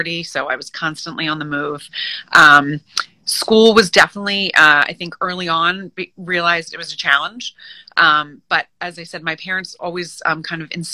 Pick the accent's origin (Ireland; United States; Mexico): United States; Moorestown, New Jersey; also born or lived in New York City, United States; now in Long Island, New York, United States; I grew up right outside of Philadelphia in New Jersey in a small, very quaint town called Morristown, M-O-O